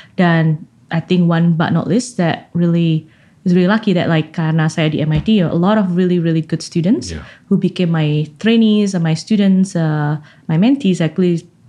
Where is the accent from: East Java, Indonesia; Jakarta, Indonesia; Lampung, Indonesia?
East Java, Indonesia; Malang; moved away as an adult; also born or lived in Berkeley; now in Cambridge, Massachusetts, United States; sekolah sampai selesai SMA di Malang, uh, di Santo Yusuf Malang